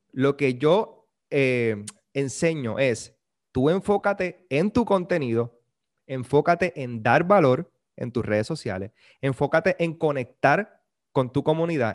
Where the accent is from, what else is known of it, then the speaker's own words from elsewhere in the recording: Puerto Rico; nosotros los puertorriqueños hablamos un montón